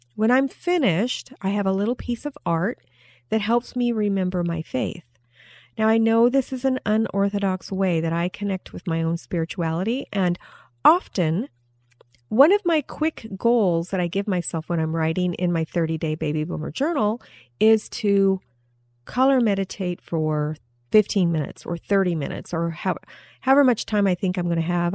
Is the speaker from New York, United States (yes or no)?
no; Alaska, United States; moved away; I was raised partially in Alaska where there wasn't much sunlight